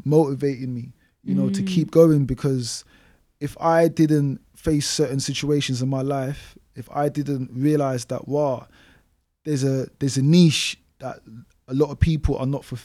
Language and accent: English; London, United Kingdom; growing up in Newham